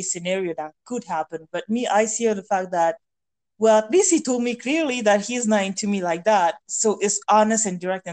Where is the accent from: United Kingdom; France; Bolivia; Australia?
France; English is a second language; moved away as an adult; friends that I grew up with back in France